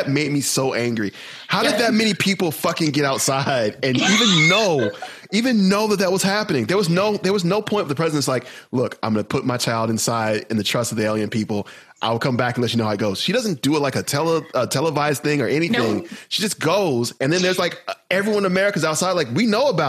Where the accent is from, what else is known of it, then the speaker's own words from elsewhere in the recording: the South, United States; I'm from the South